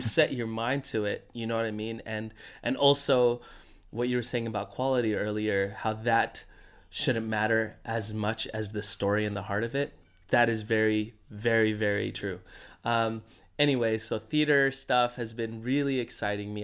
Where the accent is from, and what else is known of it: United States